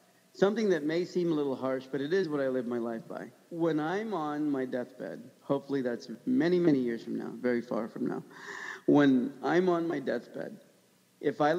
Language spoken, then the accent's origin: English; United States